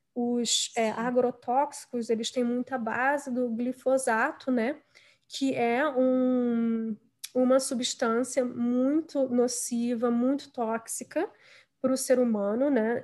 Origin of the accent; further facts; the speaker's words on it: Brazil; moved away as an adult; also born or lived in Rio de Janeiro; now in United States; eu hoje em dia moro nos Estados Unidos, mas eu nasci e cresci no Brasil